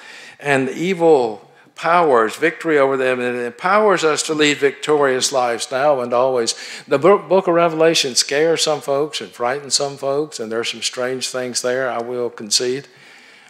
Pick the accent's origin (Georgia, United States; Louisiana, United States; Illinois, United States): Georgia, United States; Atlanta; I grew up in Atlanta, on the south side of Atlanta